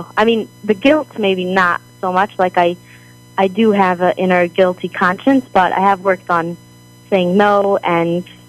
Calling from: Jerusalem, Jerusalem District, Israel; Now, I'm actually calling from Israel.

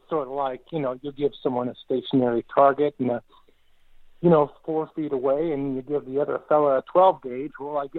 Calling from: Mankato, Midwest, United States; I'm calling in from Mankato this time.

